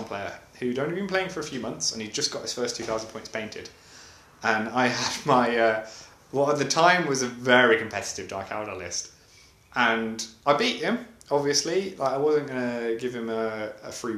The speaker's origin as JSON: {"language": "English", "region": "England", "country": "United Kingdom", "moved": "yes", "lives_now": "Sweden", "said": "I'm English, Roman is Russian, but we both live in Sweden."}